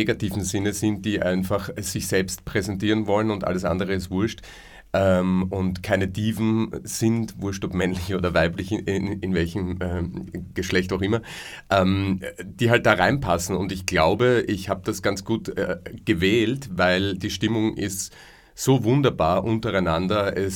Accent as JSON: {"language": "German", "town": "Leobersdorf", "region": "Lower Austria", "country": "Austria", "tie": "born or raised there", "said": "Und mit dem habe ich in Leobersdorf, meiner Heimatgemeinde, wo ich her bin, ähm, Amateurtheater gespielt, davor."}